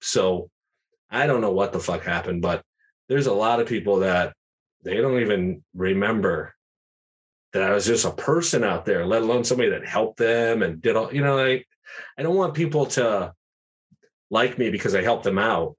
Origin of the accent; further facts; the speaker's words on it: Schenectady, New York, United States; moved away as an adult; also born or lived in Los Angeles; I live in Schenectady, New York, my hometown